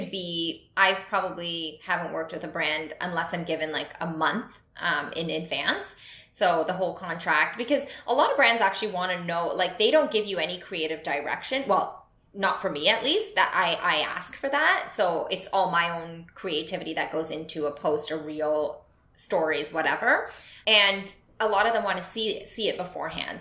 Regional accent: Canada; I'm Canadian

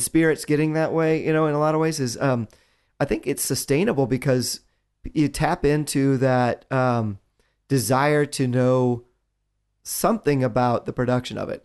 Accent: West Virginia, United States; I'm a kid from West Virginia

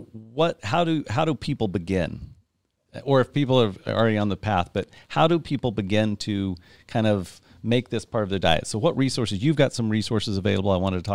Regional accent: Midwest, United States; I grew up in the Midwest

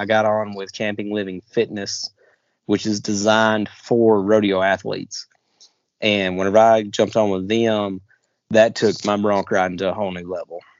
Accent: Southeast, United States; growing up in the Southeast and not being in a rodeo family

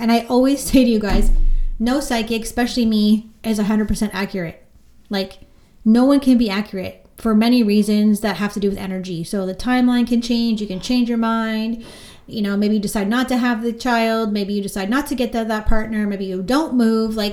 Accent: Orangeville, Ontario, Canada; now in Beaverton, Canada; I'm from Orangeville, but I currently live in Beaverton, Ontario.

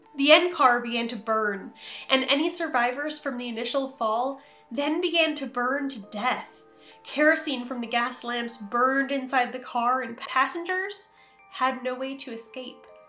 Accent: New York, United States; my home state of New York

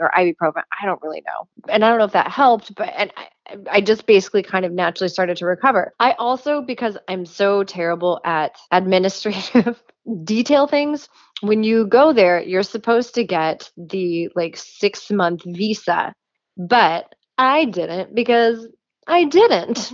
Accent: Jerseyville, Illinois, United States; moved away; I am from Jerseyville, Illinois, which is a tiny little agriculture town like an hour north of St. Louis

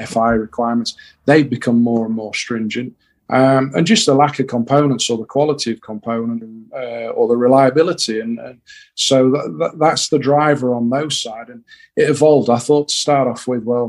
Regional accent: Yorkshire and the Humber, United Kingdom; we're from Yorkshire

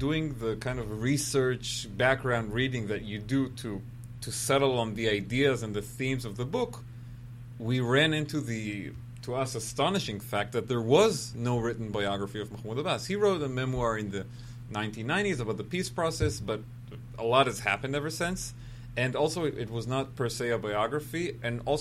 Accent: Israel; being an Israeli and being American

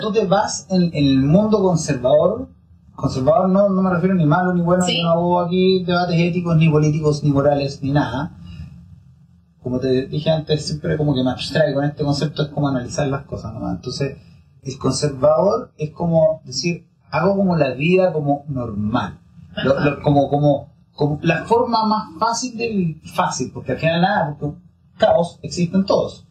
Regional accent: Chile; yo soy de familia italiana, entonces tenemos todo el tema como de que Italia, que pero básicamente somos chilenos

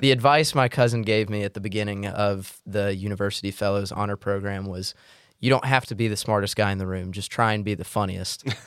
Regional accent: Mississippi, United States; I'm from Mississippi. We do biscuits.

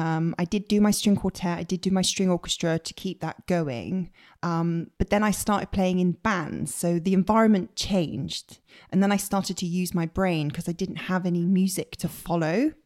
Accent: Bristol, South West England, United Kingdom; moved away as an adult; also born or lived in Leeds; now in London, United Kingdom; I grew up in Bristol

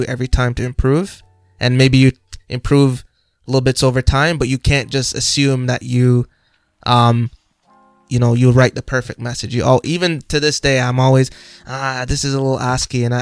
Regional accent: Jamaica; now in Canada; I'm from Jamaica

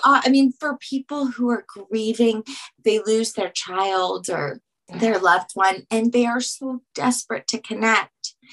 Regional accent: Louisiana, United States; I'm from Louisiana

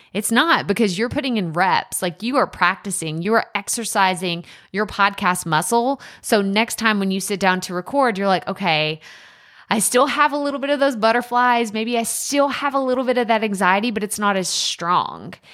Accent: East Texas, United States; accent: East Texas; that East Texas accent come out real strong, real strong

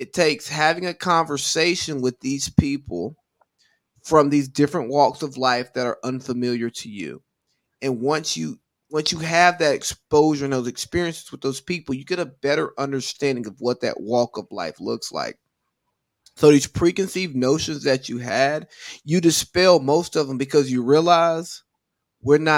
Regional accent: the Bible Belt of the South, United States; I was raised in the Bible Belt of the South

